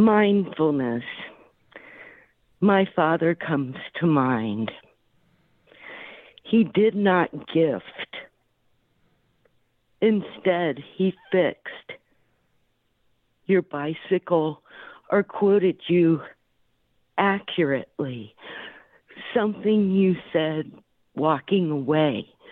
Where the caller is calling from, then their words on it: Florida, United States; I'm calling from Florida.